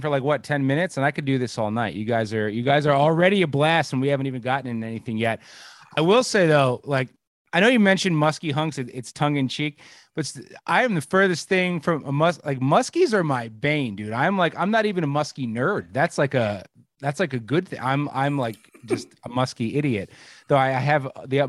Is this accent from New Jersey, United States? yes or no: yes; New Jersey, United States; moved away as an adult; now in Pennsylvania, United States; Born and raised in Jersey